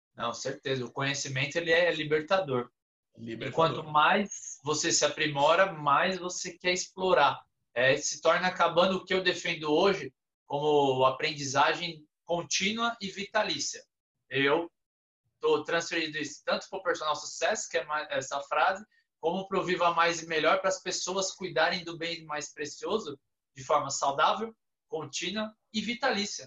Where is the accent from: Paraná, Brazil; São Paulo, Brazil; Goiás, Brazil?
São Paulo, Brazil; lá de Pirituba, de onde eu sou